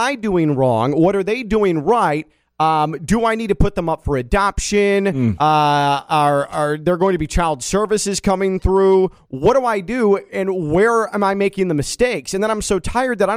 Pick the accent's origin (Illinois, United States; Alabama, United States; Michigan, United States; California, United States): Illinois, United States; Chicago; moved away as an adult; also born or lived in Valparaiso, Indiana; now in West Palm Beach, United States; Grew up in the western suburbs of Chicago